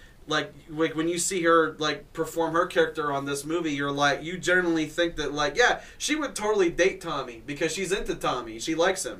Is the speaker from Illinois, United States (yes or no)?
yes; Illinois, United States; I'm from Illinois